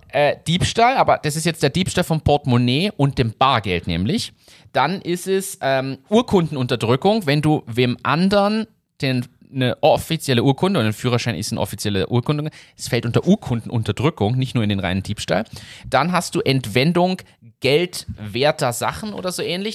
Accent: Germany; now in Austria; ich bin ja Deutscher

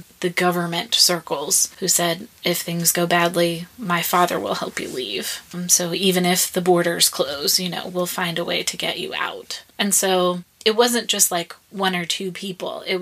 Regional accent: United States; now in Iraq; being an American

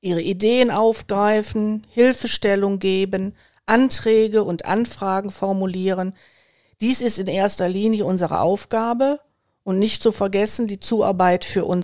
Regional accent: Wuppertal, North Rhine-Westphalia, Germany; now in Remscheid, Germany; Also ich bin nicht nur in Kronenberg aufgewachsen, ich habe auch eine ganze Zeit in der Südstadt von Elberfeld gelebt und bin heute nach wie vor eng mit Kronenberg verbunden

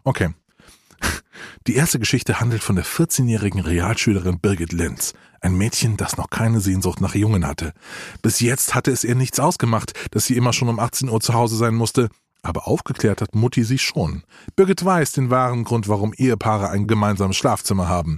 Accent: Rhineland-Palatinate, Germany; bin in Rheinland-Pfalz geboren

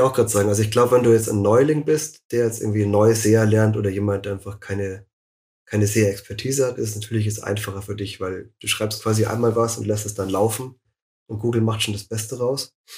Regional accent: Munich, Bavaria, Germany; ich bin auch aus München, schon immer in München gewesen

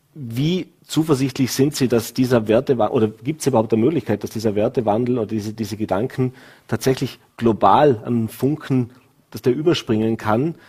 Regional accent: Vorarlberg, Austria; als Vorarlberger

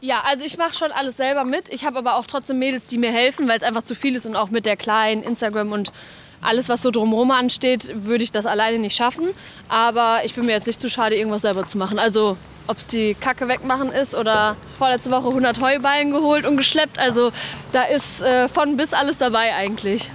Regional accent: Hagen, North Rhine-Westphalia, Germany; also born or lived in Dortmund; dass ich hier groß geworden ist

